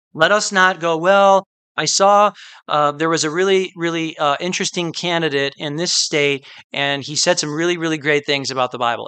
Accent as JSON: {"language": "English", "region": "Midwest", "country": "United States", "said": "I'm from the Midwest, where um, a lot of the year is very very cold"}